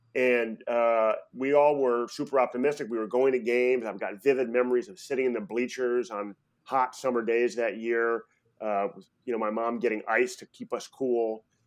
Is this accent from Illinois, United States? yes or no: yes; Chicago, Illinois, United States; moved away as an adult; also born or lived in New York City; now in San Francisco, United States; I ended up spending about, you know, twelve years of my life in, you know, first grade through high school in Chicago